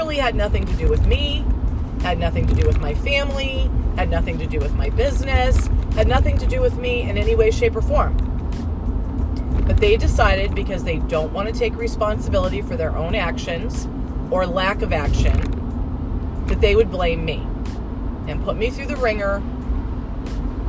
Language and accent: English; Southern California, United States; moved away; I was born and raised in Southern California